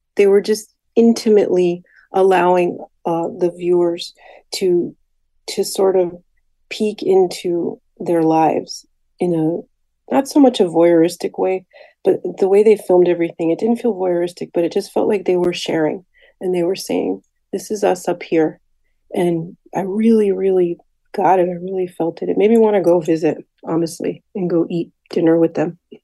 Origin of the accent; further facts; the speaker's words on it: Hartford, Connecticut, United States; I was born and raised in Hartford